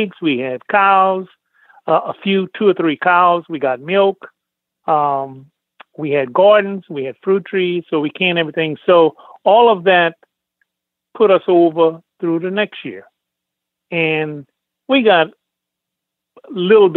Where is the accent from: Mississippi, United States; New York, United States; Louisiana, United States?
Louisiana, United States; New Roads; Born and raised in Louisiana, in a little town called New Roads, Pointe-à-Pitre Parish